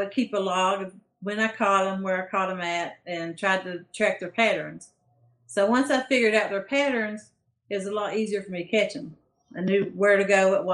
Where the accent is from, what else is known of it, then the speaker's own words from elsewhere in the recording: East Tennessee, United States; I'm from the hills and hollers of East Tennessee, up in the mountains